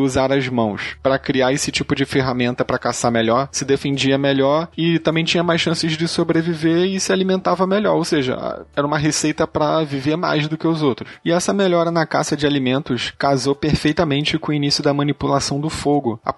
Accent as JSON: {"language": "Portuguese", "town": "Manaus", "region": "Amazonas", "country": "Brazil", "said": "eu tenho seis anos e eu sou de Manaus, Amazonas."}